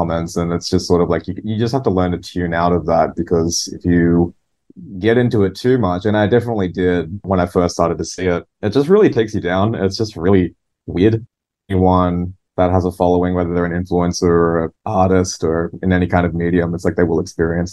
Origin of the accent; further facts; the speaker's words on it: Newcastle, New South Wales, Australia; my DIY music scene in my hometown, Newcastle.